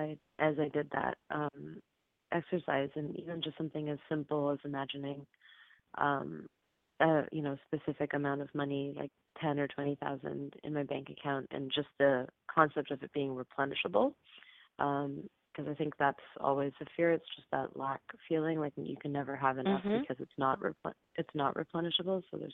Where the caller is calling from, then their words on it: California, United States; I'm calling from California.